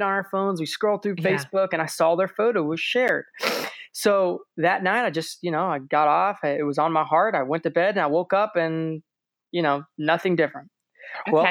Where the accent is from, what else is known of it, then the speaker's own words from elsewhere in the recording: St. Petersburg, Florida, United States; we lived and we were raised in St. Pete